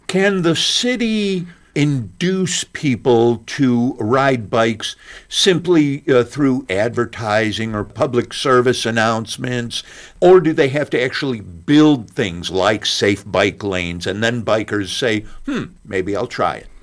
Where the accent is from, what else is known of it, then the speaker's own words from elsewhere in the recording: Chicago, Illinois, United States; moved away; lived in Chicago at that time. That's my hometown